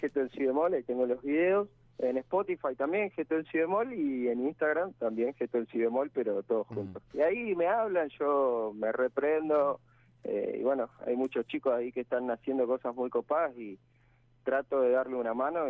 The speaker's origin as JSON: {"language": "Spanish", "region": "Santa Fe", "country": "Argentina", "moved": "as an adult", "lives_now": "Buenos Aires, Argentina", "said": "Yo soy de Santa Fe"}